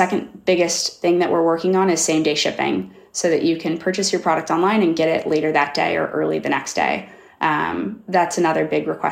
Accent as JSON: {"language": "English", "town": "Kansas City", "country": "United States", "said": "I'm from Kansas City"}